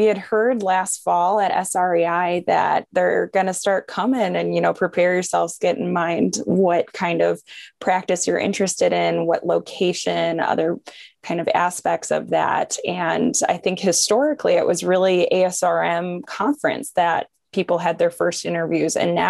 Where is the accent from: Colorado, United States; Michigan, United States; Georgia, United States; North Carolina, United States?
Michigan, United States; moved away as an adult; also born or lived in Chicago, Illinois; now in Cincinnati, United States; I grew up in Michigan, huge Michigan Wolverine fan, went there for undergrad